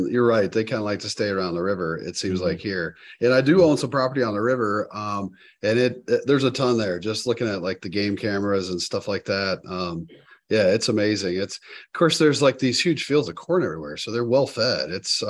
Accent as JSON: {"language": "English", "region": "North Carolina", "country": "United States", "tie": "born or raised there", "also_born_or_lived": "Alabama / Tennessee / Georgia", "lives_now": "Sioux Falls, United States", "said": "No, I was born and raised in the Southeast. So I was born in Alabama, spent a few years in Tennessee, then Georgia, and then spent, you know, like high school, college in North Carolina."}